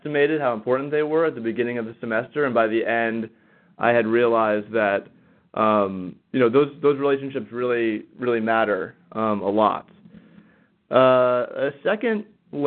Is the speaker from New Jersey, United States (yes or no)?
no; Northern California, United States; now in Washington, D.C., United States; I'm originally from Northern California